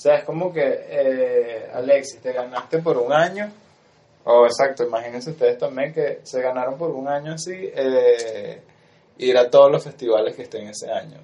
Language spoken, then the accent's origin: Spanish; Venezuela